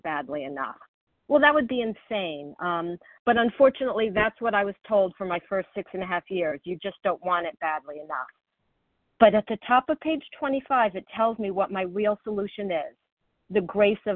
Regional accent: Florida, United States; I grew up in Florida where there are tons of hurricanes

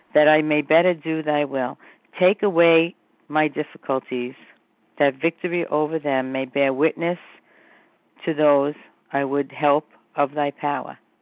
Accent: New York City, New York, United States; I'm from Brooklyn

